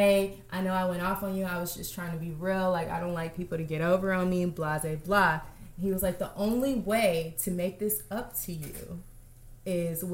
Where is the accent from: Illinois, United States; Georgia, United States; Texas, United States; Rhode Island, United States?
Texas, United States; Houston; now in Los Angeles, United States; I'm from Houston.